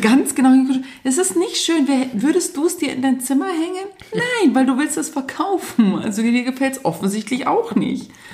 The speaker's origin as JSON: {"language": "German", "town": "Munich", "region": "Bavaria", "country": "Germany", "said": "ich selbst als Münchner"}